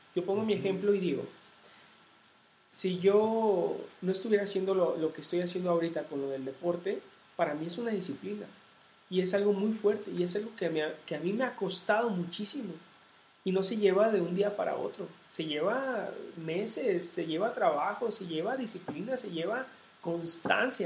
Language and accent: Spanish; Jalisco, Mexico; mi tierra, o sea, de acá de, Jalisco